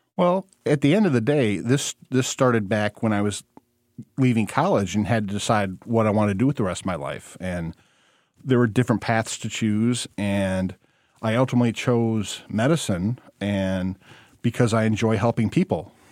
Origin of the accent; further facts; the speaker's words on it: Monroe County, Michigan, United States; also born or lived in Missouri / Hillsdale, Michigan; I put some roots down in my hometown where I practiced for a little over a decade